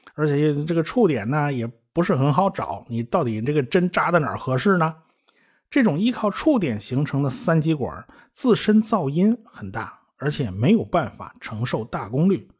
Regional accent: China; 我们中国人

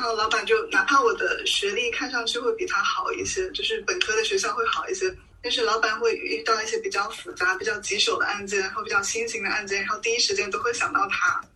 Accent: Hubei, China; moved away; 因为湖北是我老家

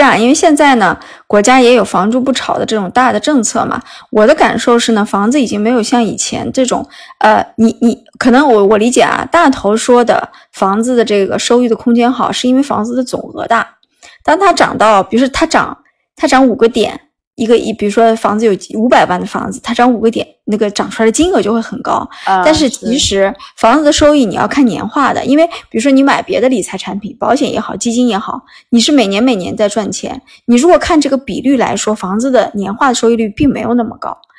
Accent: northern China, China; 因为我从啊北方城市来到南方城市，我是非常喜欢这个，呃，就是浙江这个省份的嘛。

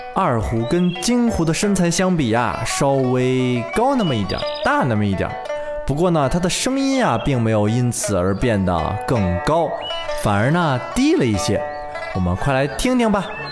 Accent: China; 也就是我们中国人自己的音乐。

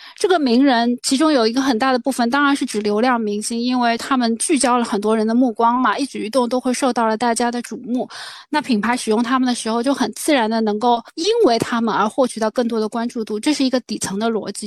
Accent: China; 但是我们中国人本质上特别喜欢做父母

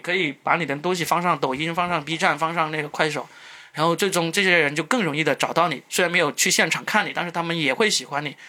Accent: Guangdong, China; accent: Cantonese-accented Mandarin; first language Cantonese; Chinese is a second language; 我们广东话没有，没有卷舌音的，我们没有那个

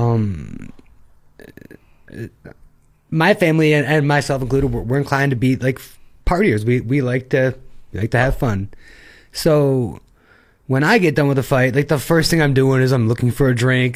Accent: Attica, New York, United States; now in Shanghai, China; there's more cows than people where I'm from.

